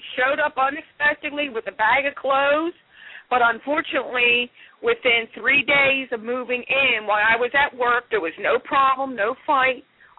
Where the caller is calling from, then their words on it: Philadelphia, Pennsylvania, United States; I'm calling from Philadelphia, PA.